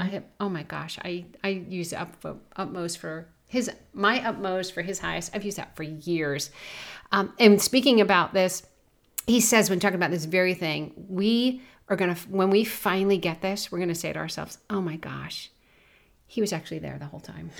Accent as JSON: {"language": "English", "region": "New Jersey", "country": "United States", "tie": "born or raised there", "said": "I grew up in Jersey"}